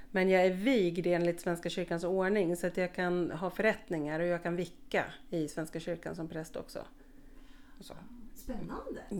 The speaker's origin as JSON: {"language": "Swedish", "region": "Skåne", "country": "Sweden", "tie": "born or raised there", "also_born_or_lived": "Uppsala", "said": "jag är född i Uppsala faktiskt. Ehm, men bodde där ett år och sen är jag uppvuxen i Skåne på lite olika ställen"}